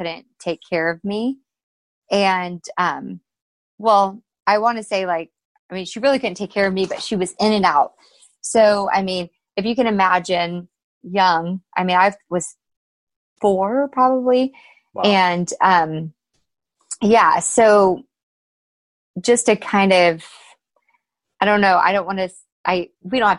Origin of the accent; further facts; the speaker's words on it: Alaska, United States; I was born in Alaska